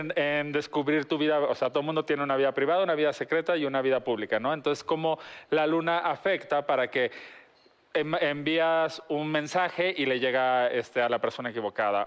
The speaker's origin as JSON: {"language": "Spanish", "country": "Mexico", "said": "somos los mexicanos"}